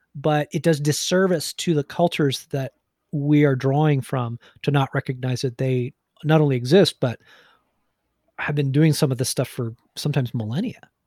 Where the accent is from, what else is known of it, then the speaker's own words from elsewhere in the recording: New Jersey, United States; I'm from Jersey